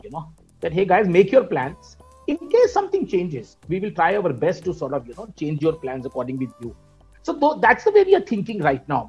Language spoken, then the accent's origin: English; India; I'm part of corporate India or that I'm an Indian